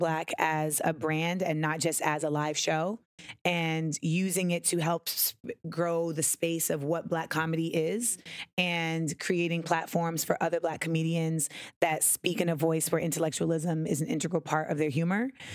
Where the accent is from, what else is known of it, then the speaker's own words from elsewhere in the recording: Grenada; I am West Indian. Like I am from Grenada.